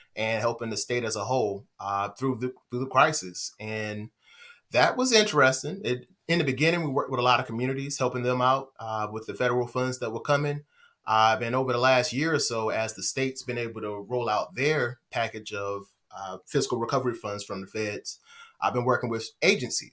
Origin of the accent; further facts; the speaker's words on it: Henderson, North Carolina, United States; I'm from Henderson. I'm from Vance County